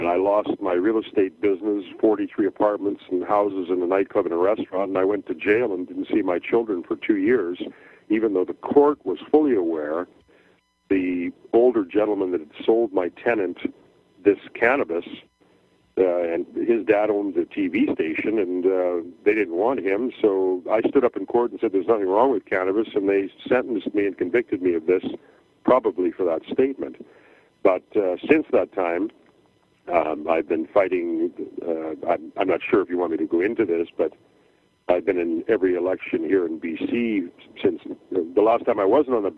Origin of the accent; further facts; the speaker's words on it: Saskatchewan, Canada; I grew up in Saskatchewan